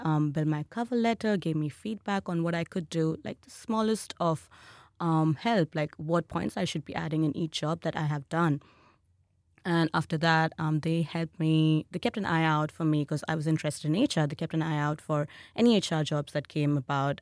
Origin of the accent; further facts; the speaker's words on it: India; moved away as an adult; now in Australia; my home country, which is India